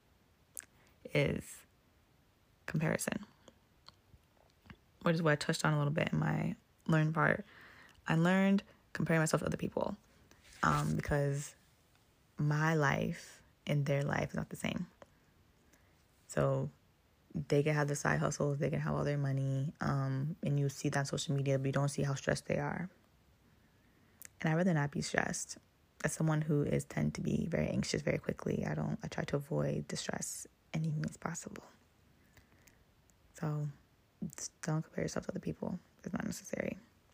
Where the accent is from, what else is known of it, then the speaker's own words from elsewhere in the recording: Ghana; now in United States; As a Ghanaian